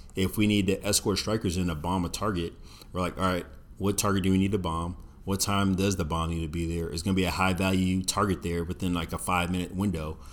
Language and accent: English; Virginia Beach, Virginia, United States; I grew up in Virginia Beach, seeing Navy F fourteen, Tomcats, and F eighteen Hornets flying around all the time